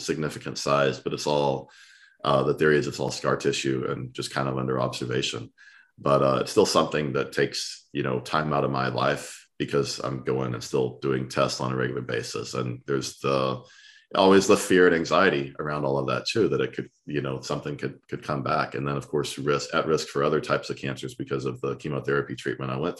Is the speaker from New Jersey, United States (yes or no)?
no; Texas, United States; I'm from Texas